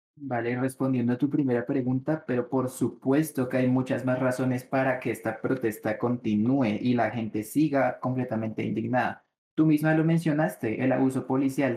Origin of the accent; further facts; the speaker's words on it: Colombia; Nosotros como colombianos